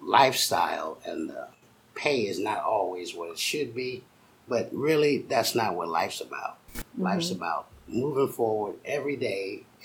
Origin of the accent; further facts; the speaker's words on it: St. Louis area, Illinois, United States; I grew up in the St. Louis area of east side of the river.